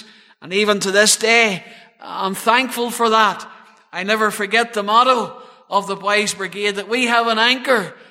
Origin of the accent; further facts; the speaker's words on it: Cloncore, the Birches, near Craigavon, Northern Ireland, United Kingdom; I was born in Craigavon Urie Hospital, and I was born into a good home, and reared in the townland of Cloncore, just there in the Birches